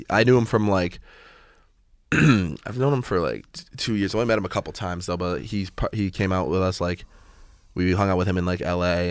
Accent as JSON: {"language": "English", "region": "Massachusetts", "country": "United States", "said": "I'm from Massachusetts"}